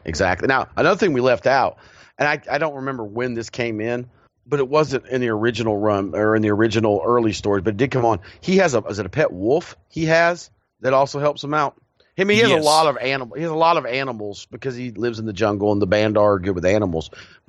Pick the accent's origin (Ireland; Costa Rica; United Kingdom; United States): United Kingdom; I think if you find like families, being British, a lot of, you know, elite families, royalty, you know, nobility, they have those family mausoleums